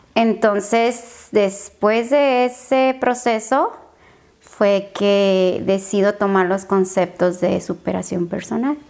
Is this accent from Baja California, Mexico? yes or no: yes; Tijuana, Baja California, Mexico; moved away as an adult; now in San Diego, United States; Soy de Tijuana, Baja California, México